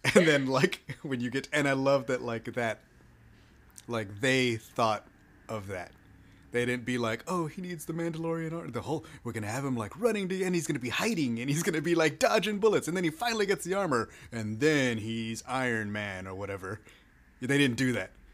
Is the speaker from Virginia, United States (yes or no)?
no; Texas, United States; I'm a Texan